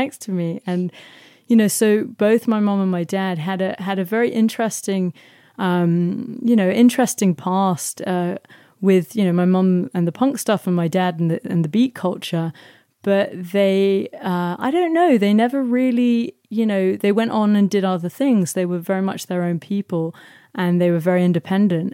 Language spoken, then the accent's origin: English; London, United Kingdom; I grew up in South London